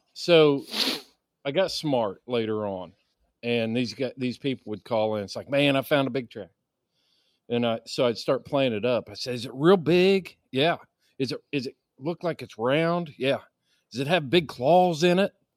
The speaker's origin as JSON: {"language": "English", "region": "Indiana", "country": "United States", "tie": "born or raised there", "said": "growing up in Indiana and, and hunting in Indiana"}